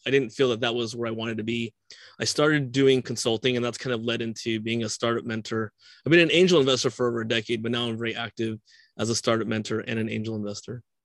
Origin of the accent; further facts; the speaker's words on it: California, United States; I'm a Californian